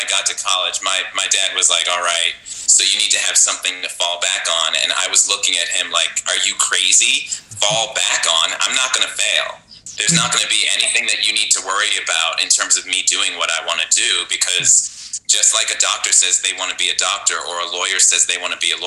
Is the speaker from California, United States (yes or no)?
no; Buffalo, New York, United States; now in Las Vegas, United States; I grew up in Buffalo, New York. I was born in Buffalo. My family moved away for a little while, and then we returned in my middle school years